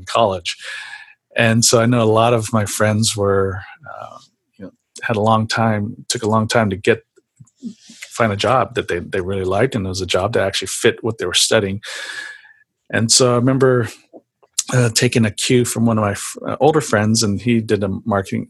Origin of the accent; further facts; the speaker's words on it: San Jose, California, United States; growing up in San Jose, I went to San Jose State University